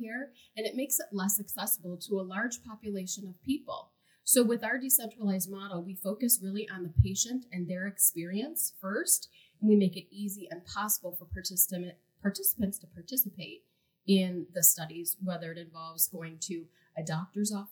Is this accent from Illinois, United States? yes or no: yes; Illinois, United States; now in Phoenix, United States; I am originally from Illinois, moved out to the Phoenix area approximately 30 years ago